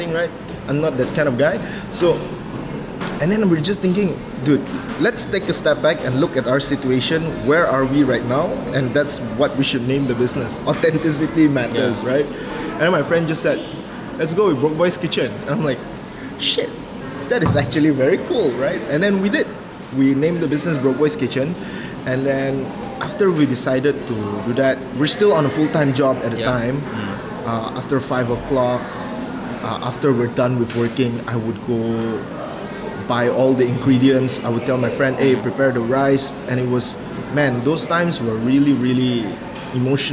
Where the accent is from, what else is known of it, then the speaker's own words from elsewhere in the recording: Kuching, Sarawak, Malaysia; moved away; my family do have this very well-known food back in my hometown. I'm from Kuching